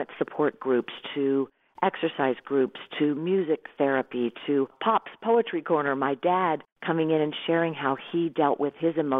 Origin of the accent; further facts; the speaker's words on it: Irmo, South Carolina, United States; I grew up in Irmo living in Whitehall